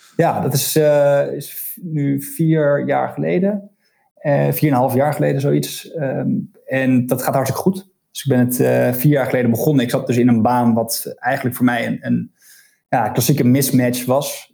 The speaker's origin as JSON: {"language": "Dutch", "town": "Deventer", "region": "Overijssel", "country": "Netherlands", "tie": "born or raised there", "also_born_or_lived": "Leiden / Amsterdam", "moved": "as an adult", "lives_now": "Scheveningen, Netherlands", "said": "Ik ben geboren in Deventer, ehm, daar opgegroeid."}